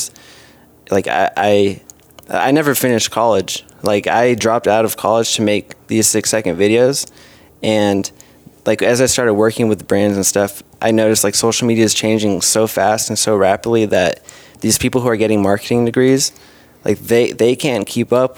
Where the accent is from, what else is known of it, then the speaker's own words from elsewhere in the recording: Santa Clarita, California, United States; I went to College of the Canyons in Santa Clarita by Six Flags, like an hour north